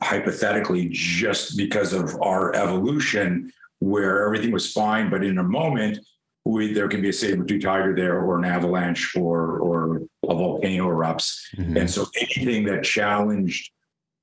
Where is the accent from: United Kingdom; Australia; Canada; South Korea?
Canada; moved away as an adult; now in United States; I grew up in Canada, so I was a skier.